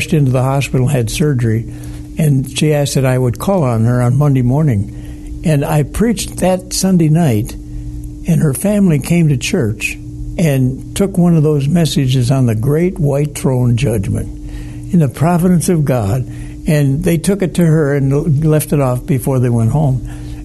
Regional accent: Detroit, Michigan, United States; I grew up in Detroit

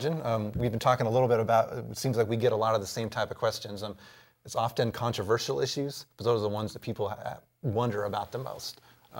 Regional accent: Texas, United States; born there; I was born in Texas, so Texas is my second home.

